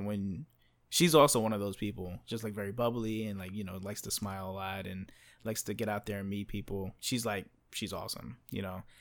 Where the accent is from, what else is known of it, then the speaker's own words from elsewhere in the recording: United States; first language English; me coming from the United States